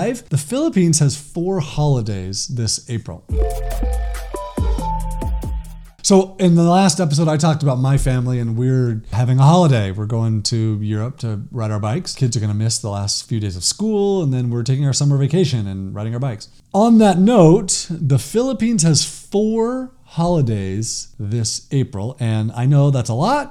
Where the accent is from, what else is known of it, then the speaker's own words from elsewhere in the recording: Los Angeles, California, United States; moved away; growing up in Los Angeles